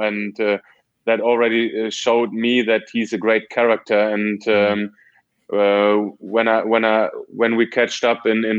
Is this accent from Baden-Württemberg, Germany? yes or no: no; Dortmund, North Rhine-Westphalia, Germany; So it was a great time for me growing up in Dortmund, playing there for 10 years